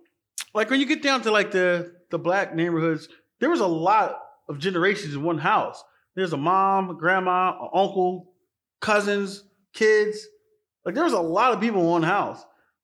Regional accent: Philadelphia, Pennsylvania, United States; I came from North Philly, which was the ghetto.

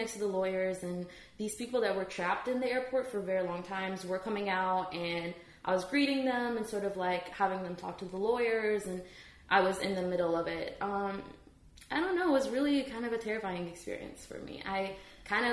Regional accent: Dubai, United Arab Emirates; moved away as an adult; also born or lived in Iraq; now in United States; I was in Dubai. So we escaped from Iraq when I was eight and nine

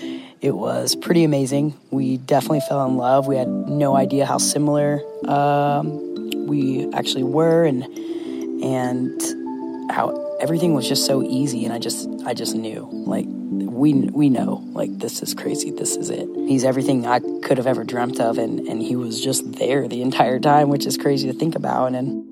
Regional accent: Tennessee, United States; born or raised there; moved away as an adult; now in Nevada City, United States

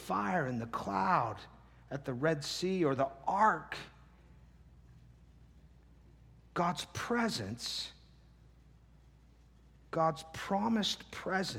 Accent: the Northwest, Pacific Northwest, United States; moved away; I'm from the Northwest.

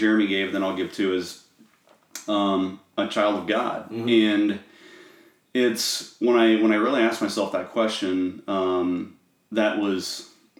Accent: Norwalk, United States; I grew up in Norwalk

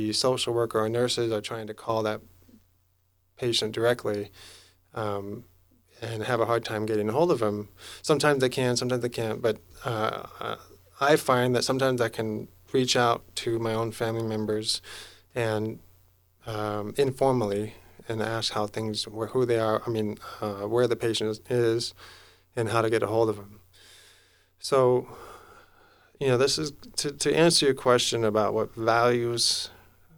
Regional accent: Lummi, Washington, United States; I'm from Lemming

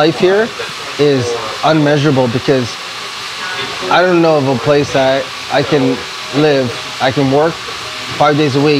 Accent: Toronto, Ontario, Canada; moved away as an adult; also born or lived in Los Angeles, United States; now in Philippines; when they moved to Toronto and they moved us to Toronto

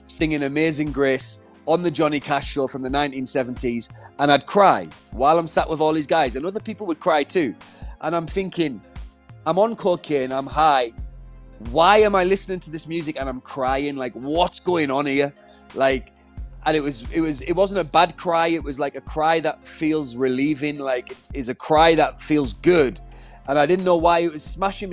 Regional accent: Middlesbrough, North East England, United Kingdom; moved away; my hometown, which was Middlesbrough

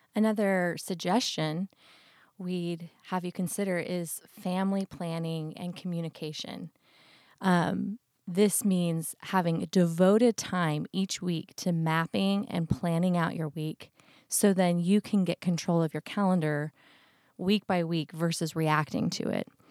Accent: Idaho, United States; growing up in Idaho

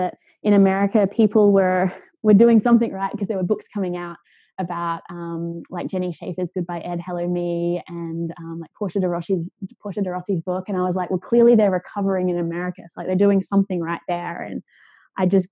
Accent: Australia; moved away; I grew up in Australia

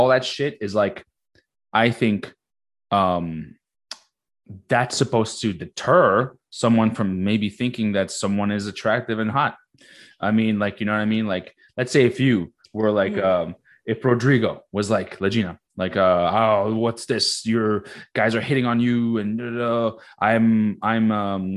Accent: Morocco; moved away; I'm very, very proud to be Moroccan. I'm fucking, I was born in Morocco.

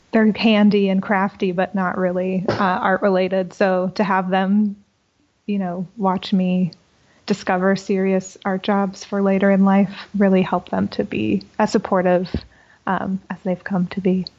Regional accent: Boca Raton, Florida, United States; moved away as an adult; I'm from South Florida in Boca Raton.

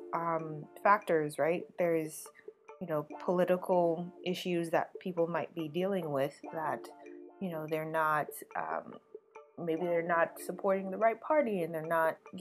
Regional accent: Guyana; moved away; I was born in Guyana, South America

